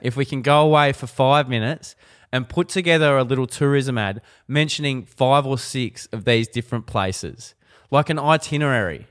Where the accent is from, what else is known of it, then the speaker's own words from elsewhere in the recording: Ballarat, Victoria, Australia; moved away; I'm a boy from Ballarat